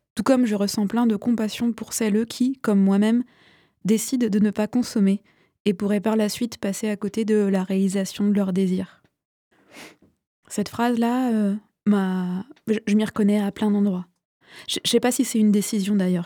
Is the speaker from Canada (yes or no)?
no; Vendée, Pays de la Loire, France; je viens de Vendée, j'ai aussi fréquenté les milieux cathos